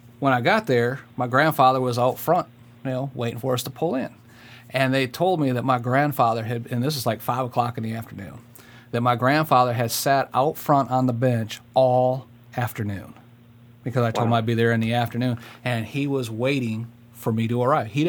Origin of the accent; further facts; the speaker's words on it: Michigan, United States; moved away as an adult; also born or lived in Fort Lewis, Washington; I was raised up in Michigan